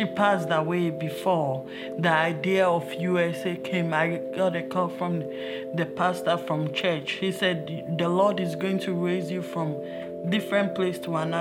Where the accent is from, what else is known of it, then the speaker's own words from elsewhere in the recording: Ghana; moved away; I was born in West Africa from Ghana. It's really different from this place.